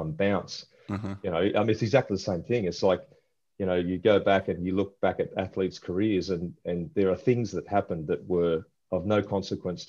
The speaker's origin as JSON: {"language": "English", "town": "Tweed Heads", "region": "New South Wales", "country": "Australia", "tie": "born or raised there", "also_born_or_lived": "Newcastle, Australia", "moved": "as an adult", "lives_now": "Atlanta, United States", "said": "I was born in Newcastle, and pretty quickly my family moved us up to Tweed Heads, like right on the border from New South Wales, Queensland"}